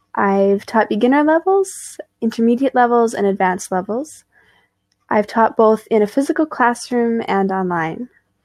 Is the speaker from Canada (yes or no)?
yes; British Columbia, Canada; now in Quebec, Canada; Hello, I'm Teacher … from Canada. I grew up in British Columbia, Canada, on the western side of the country, and now I live in Quebec, on the eastern side of the country.